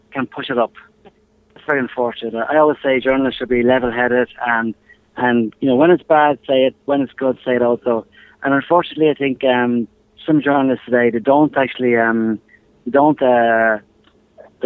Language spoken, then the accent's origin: English; Ireland; I'm Irish